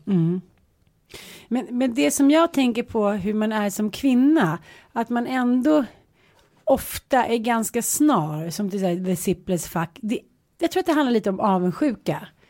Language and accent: Swedish; Småland, Sweden; min gamla Smålandssjäl